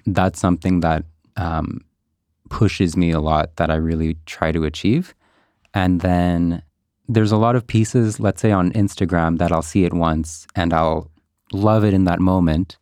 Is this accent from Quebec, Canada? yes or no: yes; Montreal, Quebec, Canada; I'm a Montreal local. Uh-huh. I grew up in NDG.